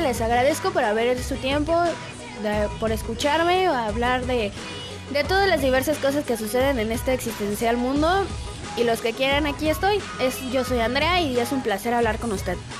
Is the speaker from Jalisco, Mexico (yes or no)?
no; Querétaro, Mexico; yo de donde yo soy, que es México, la hermosa ciudad de Querétaro, Querétaro